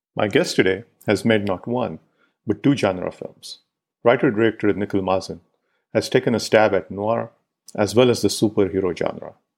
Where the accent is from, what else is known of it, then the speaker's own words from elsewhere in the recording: Pune, Maharashtra, India; my hometown, Pune